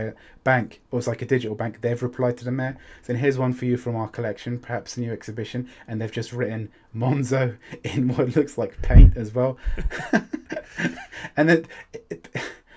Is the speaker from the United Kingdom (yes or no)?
yes; United Kingdom; I'm British